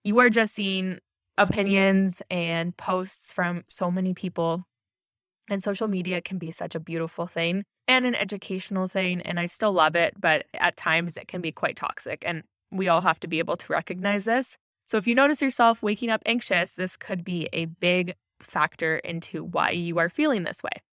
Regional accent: Ontario, Canada; I'm from Ontario

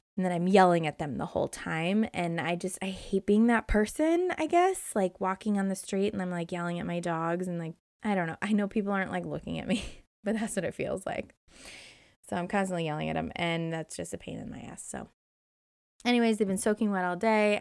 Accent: Indiana, United States; moved away as an adult; also born or lived in Hermosa Beach, California; growing up in Indiana

